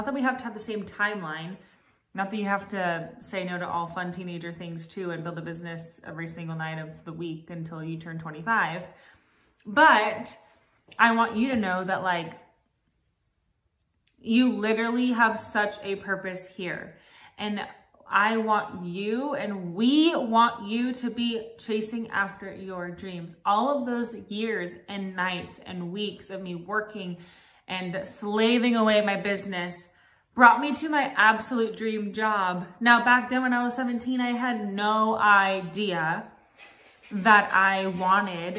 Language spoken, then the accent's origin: English; Los Angeles, California, United States; moved away as an adult; now in Nashville, United States; I'm from Los Angeles, California. I've lived here for about a year in Nashville